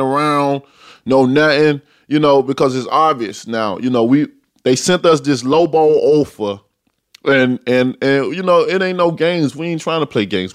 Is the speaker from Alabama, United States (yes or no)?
yes; Tuscaloosa, Alabama, United States